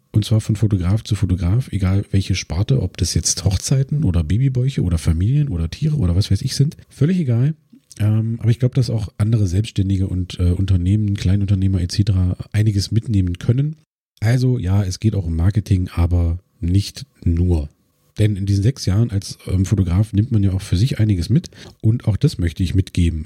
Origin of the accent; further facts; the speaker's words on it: Cottbus, Brandenburg, Germany; ich komme aus Cottbus